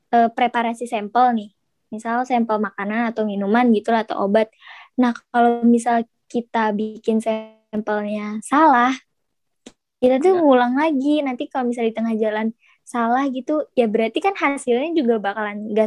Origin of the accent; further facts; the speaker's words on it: Bekasi, West Java, Indonesia; now in Solo, Indonesia; ya gue kan anak rantau kan gue dari Bekasi iya. terus gue pergi ke Solo gitu loh gue sendirian gak ada temen